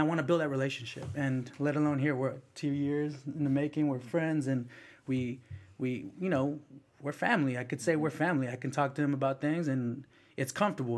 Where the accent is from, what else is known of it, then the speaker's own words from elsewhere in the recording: South San Francisco, California, United States; English is a second language; also born or lived in El Salvador; I came to the United States, Mission District, San Francisco. Um, then you know I, I was you know I, I learned English, went to went to kindergarten in South San Francisco, and uh, all middle school, high school in South City. Um, so I'm very much a Bay kid.